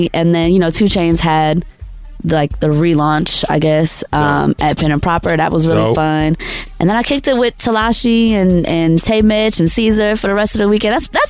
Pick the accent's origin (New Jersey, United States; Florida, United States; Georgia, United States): Georgia, United States; Atlanta; I said Atlanta